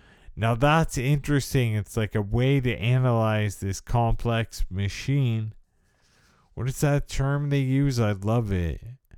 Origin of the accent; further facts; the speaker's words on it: United States; So I have definitely a certain amount of privilege that goes along with the experience of being disabled by multiple sclerosis.